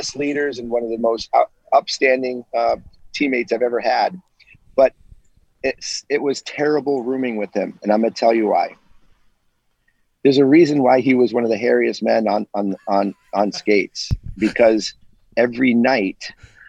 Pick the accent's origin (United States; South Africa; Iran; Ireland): United States; I came from America